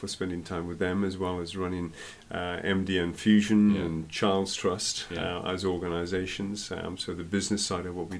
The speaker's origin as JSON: {"language": "English", "region": "South Wales", "country": "United Kingdom", "tie": "born or raised there", "said": "I was brought up in South Wales"}